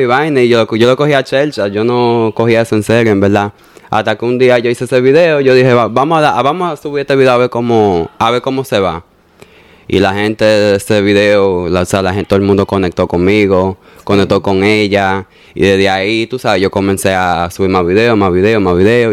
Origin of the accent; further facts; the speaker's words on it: New York, United States; also born or lived in Bonao; de los tres meses María me llevó para Nueva York